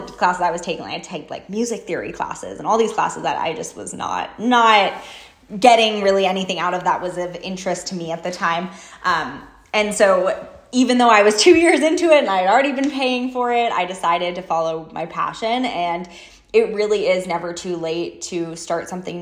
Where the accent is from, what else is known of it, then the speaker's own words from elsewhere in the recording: New York, United States; moved away as an adult; also born or lived in Seattle / San Diego; now in Las Vegas, United States; I need to leave my hometown